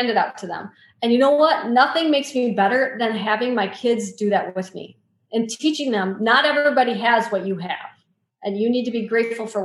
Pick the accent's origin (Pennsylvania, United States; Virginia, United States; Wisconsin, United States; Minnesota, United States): Wisconsin, United States; I grew up in Wisconsin. I live in Wisconsin